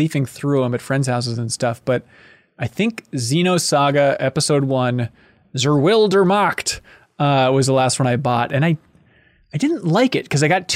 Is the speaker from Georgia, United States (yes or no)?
no; Minnesota, United States; growing up in Minnesota